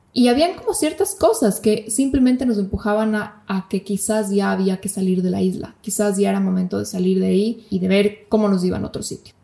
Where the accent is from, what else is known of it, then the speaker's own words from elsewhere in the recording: Ecuador; moved away as an adult; also born or lived in Bali / Malaysia / Turkey; now in Buenos Aires, Argentina; como ecuatorianos podemos quedarnos